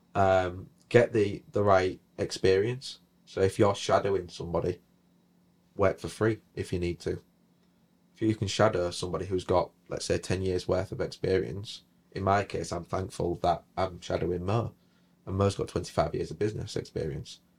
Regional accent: Hull, Yorkshire and the Humber, United Kingdom; Where I come from, you don't get a lot of opportunities. I, I'm originally from Hull. Um, I went to school on one of the biggest council estates in Europe.

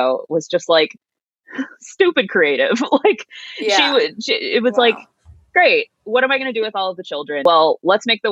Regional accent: Williamsburg, Virginia, United States; moved away as an adult; I am from Williamsburg, Virginia

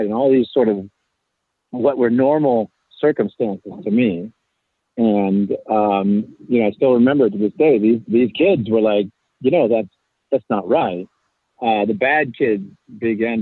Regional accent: Anderson, California, United States; I grew up in Anderson, California, which is in Northern California, kind of right above the Central Valley

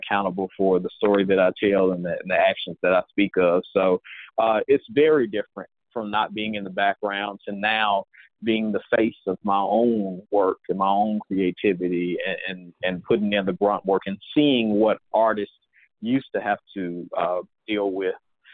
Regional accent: Mississippi, United States; moved away; I am originally from Mississippi, and I am a singer-songwriter

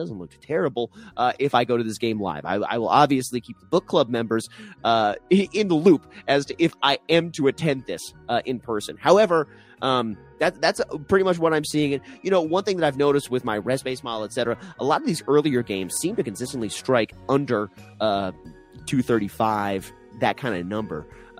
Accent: Denver, Colorado, United States; my hometown Nuggets

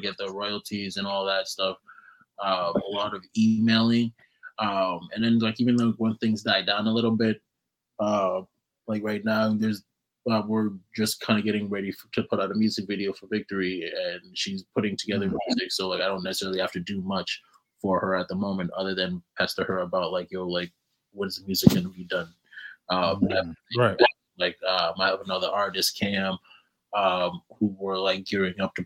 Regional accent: Calgary, Alberta, Canada; if you're from Calgary, then you know the Bow River

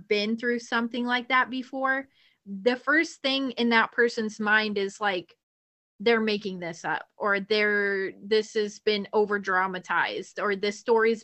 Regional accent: Kentucky, United States; we're Hicks from Kentucky

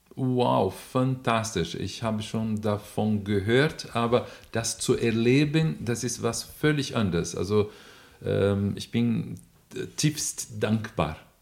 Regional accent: Brazil; accent: Brazilian; German is a second language; moved away; ich bin Brasilianer, man merkt sofort meinen Akzent

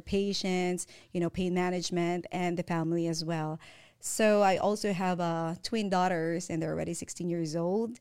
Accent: Manila, Metro Manila, Philippines; moved away as an adult; now in California, United States; I came from Manila, Philippines. I came here when I was eighteen.

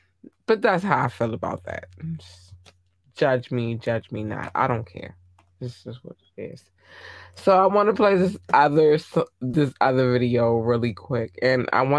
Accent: Maryland, United States; When you, as a Marylander, because I'm from Maryland, I will say this, it's, every state has a different situation, right?

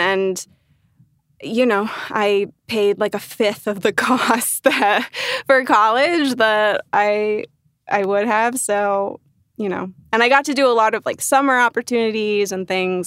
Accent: Northern Virginia, United States; moved away as an adult; now in Los Angeles, United States; I grew up in Nova, Northern Virginia, as the, well, no, the locals call it Nova

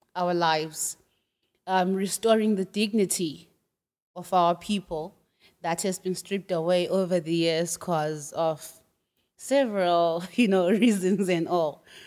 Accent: Bulawayo, Zimbabwe; moved away as an adult; also born or lived in Shanghai, China; now in Nanchang, China; I'm from Zimbabwe. I was born and bred in a city called Bulawayo, and it's in the southwest, yeah, southwestern part of Zimbabwe.

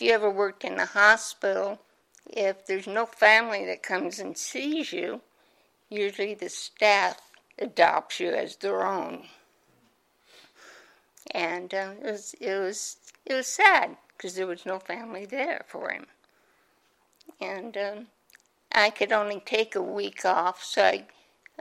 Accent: Omaha, Nebraska, United States; I was born and raised in Omaha, Nebraska.

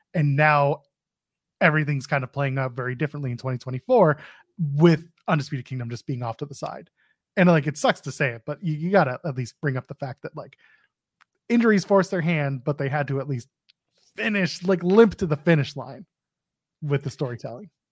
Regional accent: Canada; I'm Canadian.

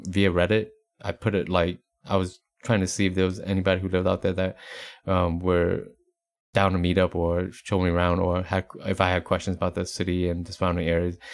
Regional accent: Appalachian Mountains, East Coast, United States; now in Texas, United States; growing up on the East Coast, you know, in the, uh, Appalachian Mountains

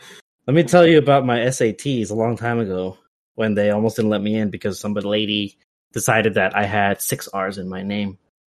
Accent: Bay Area, California, United States; moved away as an adult; now in Los Angeles, United States; Oh no, I grew up in the Bay Area.

